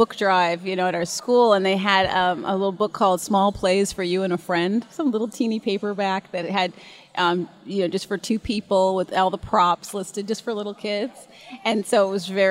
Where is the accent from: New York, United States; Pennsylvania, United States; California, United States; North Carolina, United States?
California, United States; Santa Monica; born or raised there; also born or lived in Hollywood, California